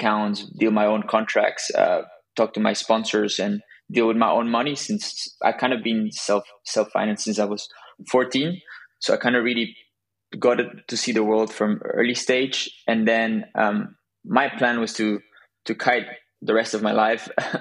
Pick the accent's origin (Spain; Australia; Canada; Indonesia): Spain; southern Spain; also born or lived in Belgium; I'm originally from Belgium, but my parents moved to south of Spain when I was a kid